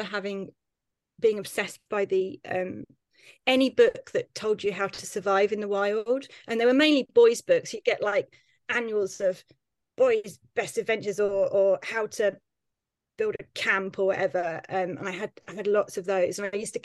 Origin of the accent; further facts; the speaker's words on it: Tunbridge Wells, South East England, United Kingdom; I grew up in Tunbridge Wells